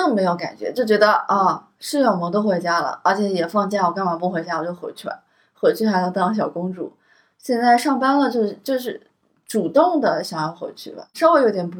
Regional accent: Jiangsu-Zhejiang-Shanghai area, China; now in Shanghai, China; 因为从小都是在江浙沪生活，包括上大学

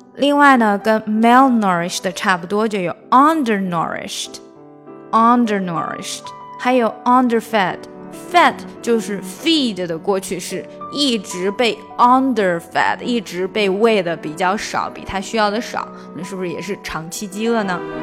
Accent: China; 我们中国人

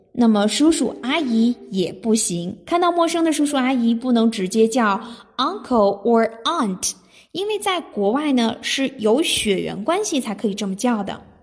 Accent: China; 我们中国人

